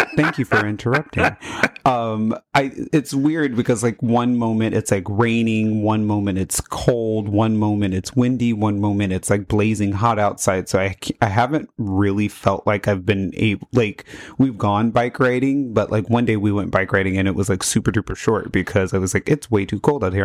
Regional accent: Las Vegas, Nevada, United States; also born or lived in Florida; I grew up in Las Vegas

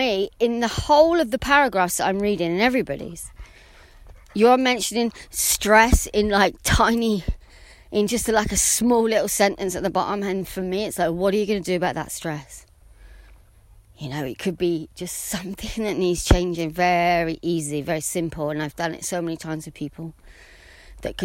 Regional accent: England, United Kingdom; I'm English

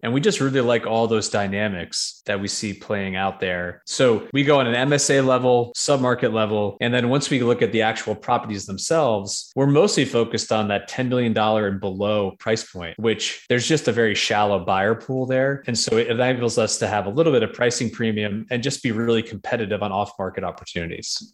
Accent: New York, United States; moved away as an adult; also born or lived in Connecticut / Boston; now in Nashville, United States; I'm from New York originally.

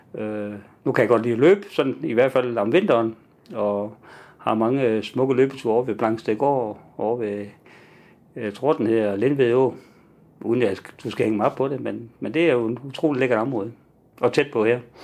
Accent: Nyborg, Southern Denmark, Denmark; moved away as an adult; also born or lived in Southern Jutland / Haderslev; now in Odense, Denmark; så jeg er oprindeligt fra Nyborg, men har tilbragt det meste af mit voksenliv nede i Sønderjylland

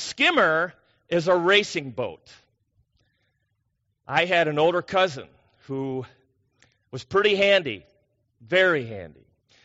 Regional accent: Parker's Prairie, Minnesota, United States; moved away; I grew up in Parker's Prairie, Minnesota, 884 people, little dinky town in Minnesota

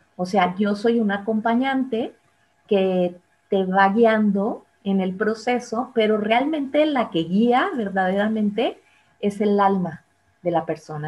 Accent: Monterrey, Nuevo León, Mexico; moved away; yo soy de Monterrey

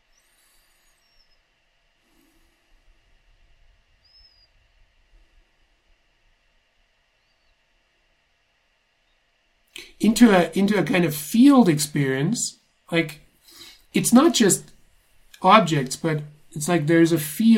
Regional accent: Germany; moved away; I grew up in Germany in the 80s

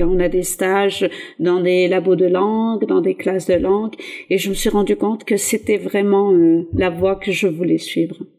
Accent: south-east France, France; moved away; also born or lived in Atlas, Morocco; je viens du sud-est de la France et c'est pas la région la plus ouverte. Donc, le Front National a souvent des scores très hauts dans mon village, mon ancien village

